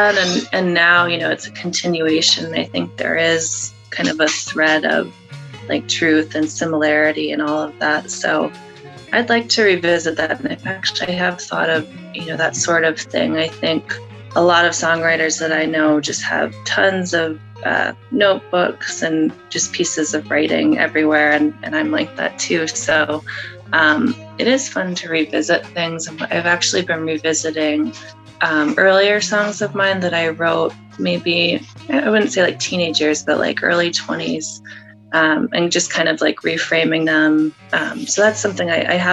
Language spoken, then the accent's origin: English; Connecticut, United States; moved away as an adult; also born or lived in California; I'm in Connecticut. So I'm from Connecticut. My family lives here